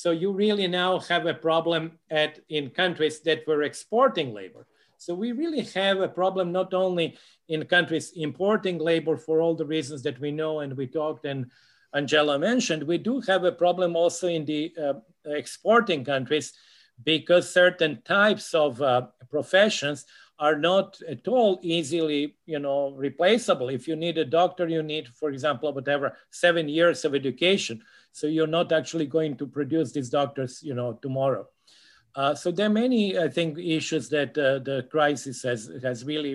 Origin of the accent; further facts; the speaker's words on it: Serbia; moved away; I'm actually from Serbia originally